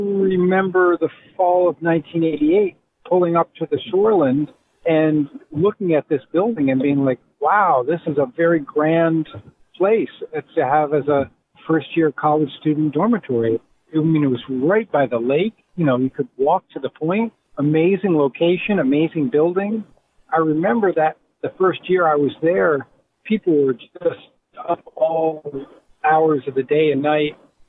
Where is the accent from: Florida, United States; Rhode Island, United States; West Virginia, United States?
Rhode Island, United States; Providence; moved away as an adult; also born or lived in Chicago, Illinois